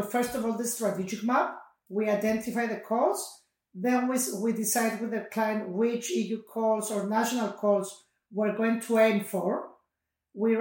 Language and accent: English; Cyprus; I come from Cyprus